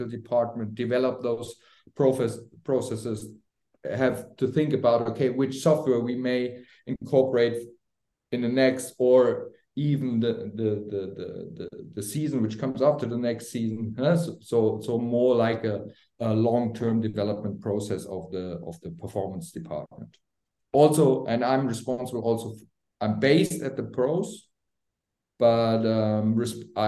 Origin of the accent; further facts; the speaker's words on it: Frankfurt, Hesse, Germany; moved away as an adult; my hometown, Frankfurt.